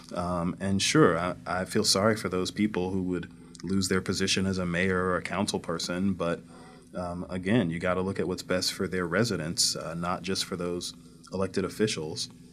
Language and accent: English; Northwoods, Missouri, United States; I grew up in North Saint Louis County